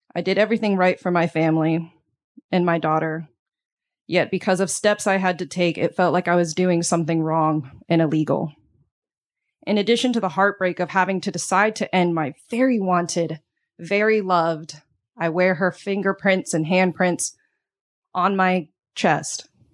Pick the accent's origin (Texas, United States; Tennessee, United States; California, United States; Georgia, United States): Texas, United States; moved away; I'm from Texas, a place that I used to be proud to call home